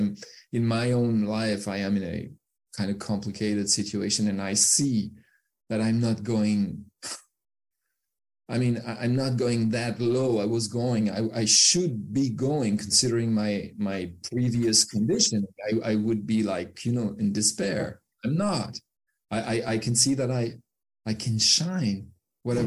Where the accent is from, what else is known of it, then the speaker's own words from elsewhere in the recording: France; accent: French; English is a second language; I cannot hide that I'm French